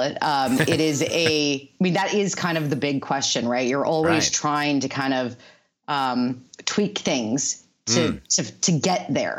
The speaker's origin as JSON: {"language": "English", "area": "the Bay Area", "region": "California", "country": "United States", "tie": "born or raised there", "said": "I'm growing up in the Bay Area, working there"}